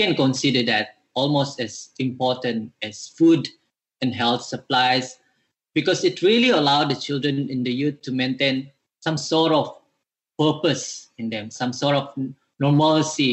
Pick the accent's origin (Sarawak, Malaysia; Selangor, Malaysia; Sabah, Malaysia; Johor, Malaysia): Sabah, Malaysia; Pitas; moved away; I'm actually from Pitas Sabah